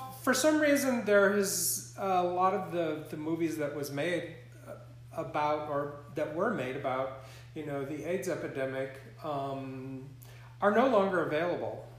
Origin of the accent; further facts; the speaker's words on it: Montana, United States; moved away as an adult; also born or lived in Singapore; growing up in Montana, growing up on a cattle ranch